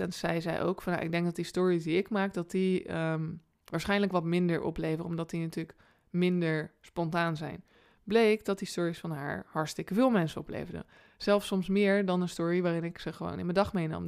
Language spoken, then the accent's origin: Dutch; Rotterdam, South Holland, Netherlands